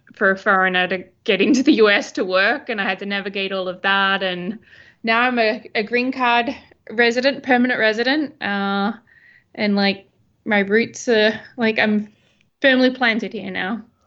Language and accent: English; Albany, Western Australia, Australia; moved away as an adult; also born or lived in Perth / London; now in New York City, United States; I am originally from a small town called Albany in Western Australia